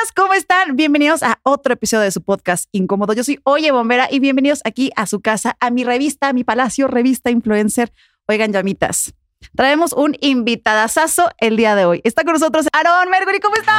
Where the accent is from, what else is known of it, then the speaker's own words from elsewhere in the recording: Puebla, Mexico; moved away as an adult; now in Mexico City, Mexico; yo soy de Puebla